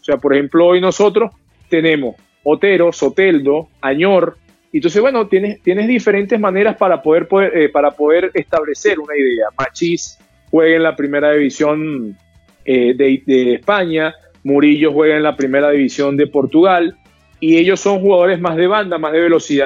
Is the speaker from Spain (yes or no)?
no; Venezuela; como venezolano